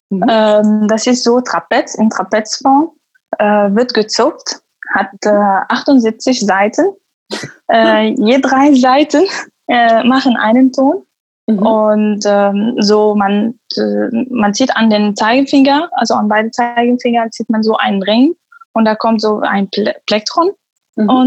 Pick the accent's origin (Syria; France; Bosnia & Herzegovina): Syria; German is a second language; moved away as an adult; also born or lived in Damascus; now in Germany; Ich komme aus Syrien und äh, lebe in Deutschland seit fast fünf Jahren. Äh, in, ich bin 29 Jahre alt. Mhm. Ich habe in Syrien äh, Medizintechnik studiert und abgeschlossen.